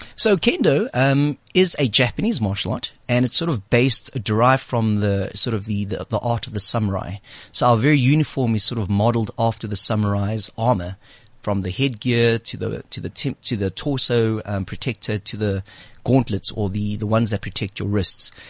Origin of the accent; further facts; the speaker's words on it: South Africa; moved away; the 18 years that I grew up in South Africa